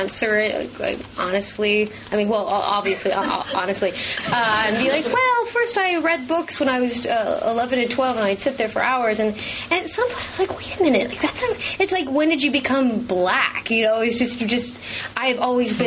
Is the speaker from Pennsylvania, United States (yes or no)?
no; Los Angeles, California, United States; I grew up in Hollywood